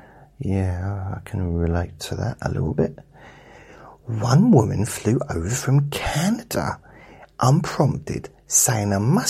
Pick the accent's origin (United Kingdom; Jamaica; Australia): United Kingdom; South West England; accent: Dorset; as a kid growing up in Dorset, I sounded like Wurzel Gummidge.